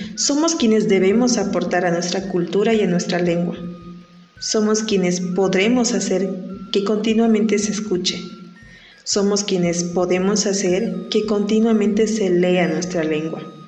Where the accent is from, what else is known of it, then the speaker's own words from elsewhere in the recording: San Mateo del Mar, Oaxaca, Mexico; first language Huave; La palabra ICOTS, que es como nos designamos los que somos provenientes de San Mateo del Mar